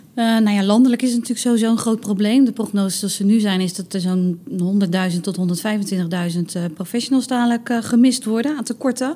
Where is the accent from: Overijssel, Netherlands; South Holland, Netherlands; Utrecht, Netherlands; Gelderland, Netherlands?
South Holland, Netherlands; Rotterdam; Wij als Rotterdammers